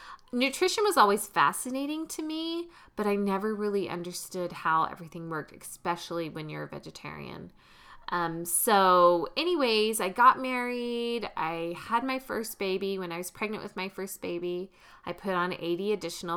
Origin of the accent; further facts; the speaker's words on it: the South, United States; When I grew up in the South in a meat and potatoes family